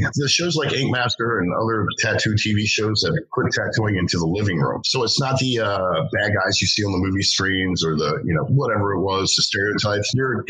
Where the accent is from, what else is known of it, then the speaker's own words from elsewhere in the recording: Essex, Maryland, United States; it's my hometown show. I grew up in Essex